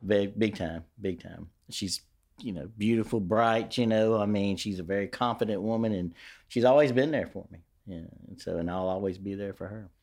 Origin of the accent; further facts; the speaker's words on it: Shreveport, Louisiana, United States; I grew up in Queensboro. Queensboro was my world